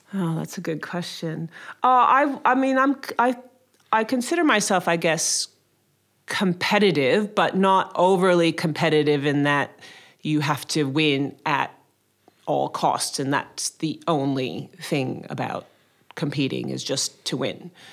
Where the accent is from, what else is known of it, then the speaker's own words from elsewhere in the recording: Connecticut, United States; moved away as an adult; also born or lived in Maryland / Boston; now in Sydney, Australia; I grew up in, uh, Connecticut in the States, uh, which is a small state next to New York